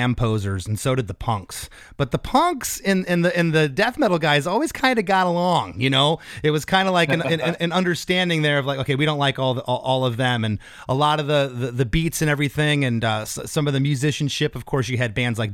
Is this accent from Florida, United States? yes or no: yes; Florida, United States; we're both from Florida